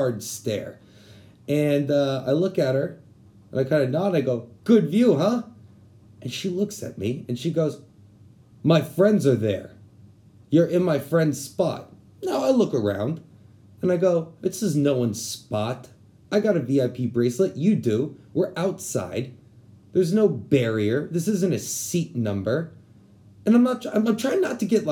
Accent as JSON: {"language": "English", "town": "San Antonio", "region": "Texas", "country": "United States", "said": "I'm from San Antonio"}